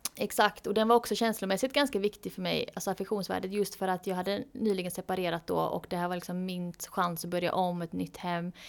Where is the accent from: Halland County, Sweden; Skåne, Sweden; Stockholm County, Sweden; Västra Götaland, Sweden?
Västra Götaland, Sweden; Gothenburg; jag är ju från Göteborg